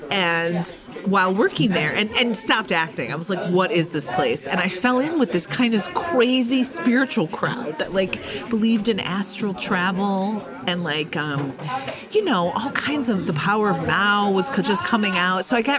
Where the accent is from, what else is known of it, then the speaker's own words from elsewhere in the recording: Midwest, United States; moved away as an adult; now in Los Angeles, United States; because I'm from the Midwest.